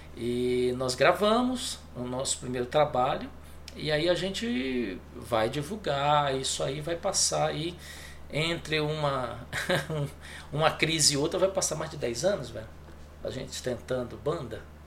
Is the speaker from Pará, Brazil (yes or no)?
yes; Belém, Pará, Brazil; moved away as an adult; also born or lived in Recife; eu, eu sou de Belém, né? Belém do Pará